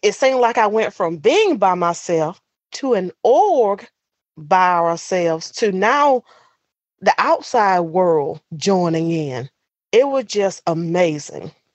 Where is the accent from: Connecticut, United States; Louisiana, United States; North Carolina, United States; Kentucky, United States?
North Carolina, United States; Bayview; I'm from Bayview, North Carolina, deep in the South